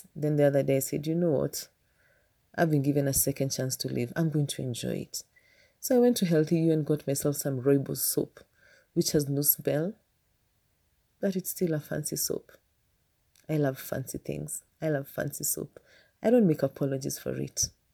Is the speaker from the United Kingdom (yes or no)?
no; Kenya; I know my people. I'm a Kenyan